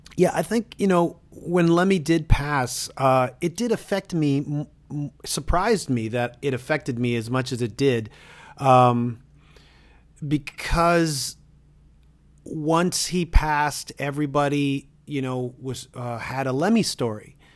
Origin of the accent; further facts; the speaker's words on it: Toronto, Ontario, Canada; I'm from Toronto.